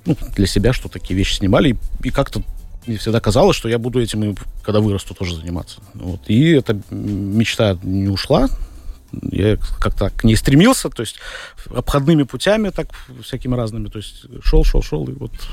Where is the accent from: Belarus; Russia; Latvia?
Latvia; Riga; родился в Риге, в Латвии.